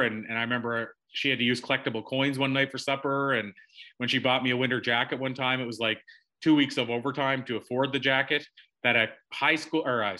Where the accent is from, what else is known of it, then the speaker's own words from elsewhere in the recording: Prince Edward Island, Canada; moved away as an adult; I literally live less than a 5-minute drive from where I was born, like wow. That close. And so I grew up in Prince Edward Island in Canada, tiniest little province.